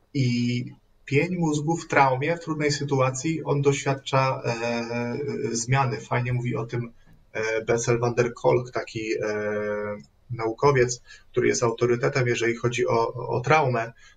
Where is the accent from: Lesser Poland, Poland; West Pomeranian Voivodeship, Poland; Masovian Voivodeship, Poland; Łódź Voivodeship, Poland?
Masovian Voivodeship, Poland; Radom; jestem z Radomia